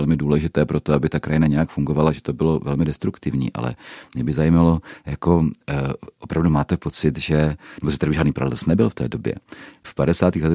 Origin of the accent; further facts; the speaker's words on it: Horní Jelení, Pardubice Region, Czechia; moved away as an adult; also born or lived in Moravian Slovakia (Dolňácko); now in Moravian Slovakia, Czechia; východočech z lesnaté oblasti Horní Jelení.